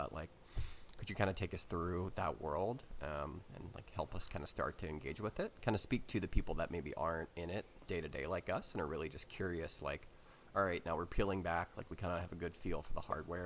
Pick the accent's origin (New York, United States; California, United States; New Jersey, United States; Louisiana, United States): Louisiana, United States; New Orleans; moved away; also born or lived in Texas / Mississippi; I'm from New Orleans, spent a lot of time living in like Texas, Mississippi, or places like